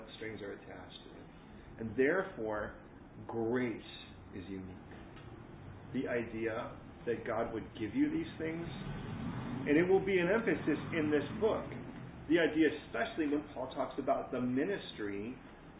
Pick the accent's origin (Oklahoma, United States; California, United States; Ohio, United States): California, United States; now in London, United Kingdom; coming from California, the connotations of coming from California are very different from coming from America